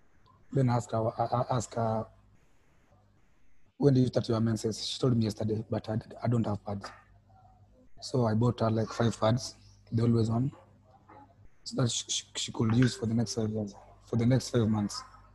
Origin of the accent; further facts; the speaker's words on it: Kenya; I'm from Kenya.